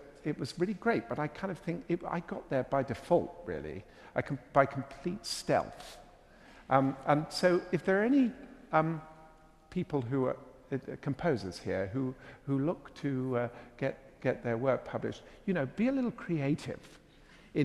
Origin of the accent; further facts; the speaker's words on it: England, United Kingdom; accent: English; my English accent